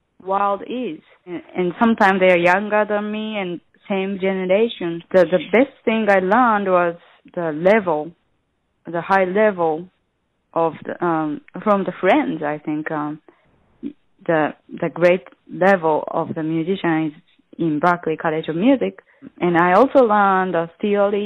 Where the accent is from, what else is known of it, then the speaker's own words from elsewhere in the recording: Sapporo, Hokkaido, Japan; English is a second language; moved away as an adult; now in New York City, United States; my hometown, Sapporo.